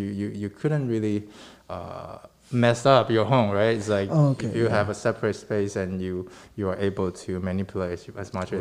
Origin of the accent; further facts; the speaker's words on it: Taiwan; moved away as an adult; now in New York, United States; I come from Taiwan.